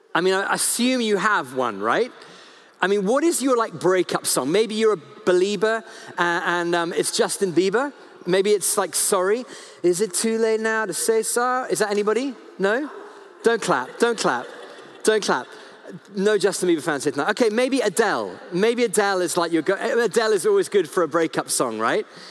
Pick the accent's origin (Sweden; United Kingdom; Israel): United Kingdom; I'm so British.